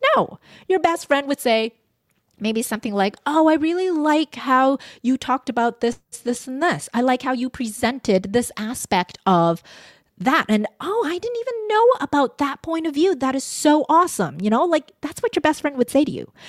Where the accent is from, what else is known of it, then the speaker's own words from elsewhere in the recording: Vancouver, British Columbia, Canada; I was born in Vancouver, so I had this duality of I'm a Canadian